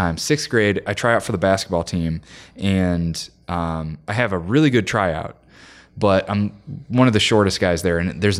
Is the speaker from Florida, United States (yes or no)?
no; Joliet, Illinois, United States; I grew up in Joliet, Illinois, which is like an hour and a half southwest of Chicago.